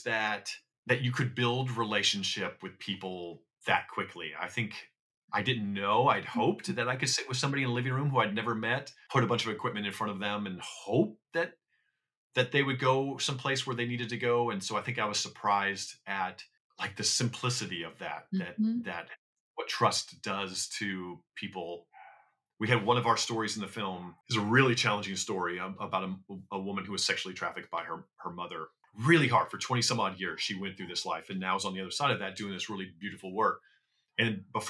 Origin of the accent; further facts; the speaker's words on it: Iowa, United States; moved away as an adult; now in Los Angeles, United States; I grew up in Iowa